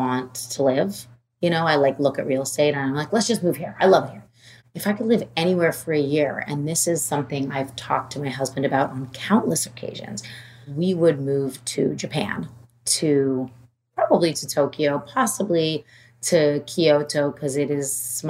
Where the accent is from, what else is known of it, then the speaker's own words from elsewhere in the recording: Toronto, Ontario, Canada; moved away as an adult; also born or lived in New York City; I'm from Toronto